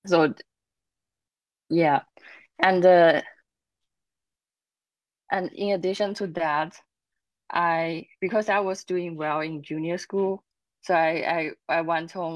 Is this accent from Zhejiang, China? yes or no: yes; Zhejiang, China; moved away; also born or lived in United States; I come from Zhejiang province in China